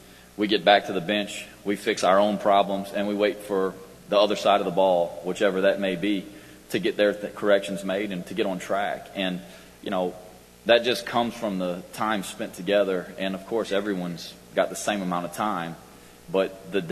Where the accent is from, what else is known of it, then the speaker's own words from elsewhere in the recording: Lafayette, Louisiana, United States; my hometown university, my alma mater